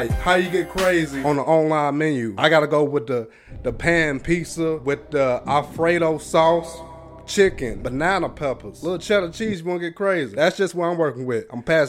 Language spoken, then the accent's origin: English; the South, United States; I'm from the South, but I feel like a West Coast accent fits this better.